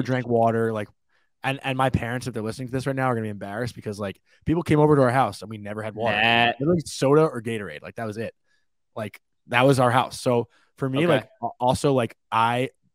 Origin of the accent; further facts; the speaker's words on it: Long Island, New York, United States; growing up on Long Island